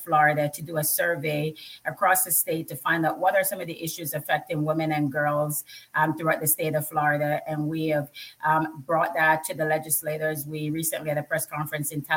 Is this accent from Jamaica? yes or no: yes; Jamaica; now in United States; I grew up in Jamaica.